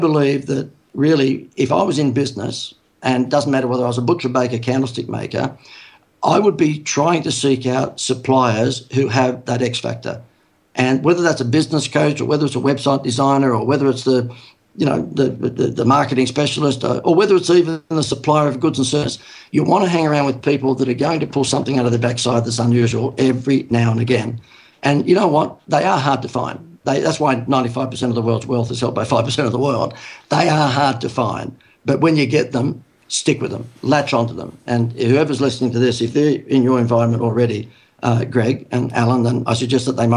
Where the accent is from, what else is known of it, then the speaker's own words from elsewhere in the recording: Sydney, New South Wales, Australia; moved away as an adult; now in Gold Coast, Australia; I live on the Gold Coast. I'm a Sydney person, so I'm born and bred in Sydney